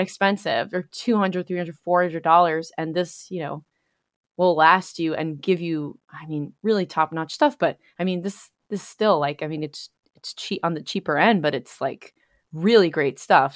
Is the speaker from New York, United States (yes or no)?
yes; New York, United States; moved away as an adult; now in Pennsylvania, United States; I'm originally from New York and spent most of my time there, and then recently have relocated to Pennsylvania.